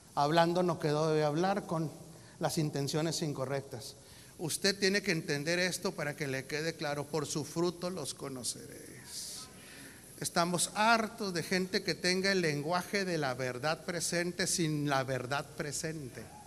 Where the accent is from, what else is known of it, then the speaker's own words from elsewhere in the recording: Mexico; Soy mexicano.